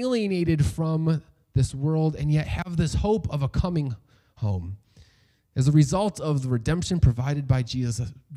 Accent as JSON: {"language": "English", "region": "New York", "country": "United States", "tie": "born or raised there", "said": "I was born and raised in the United States. I know no other home"}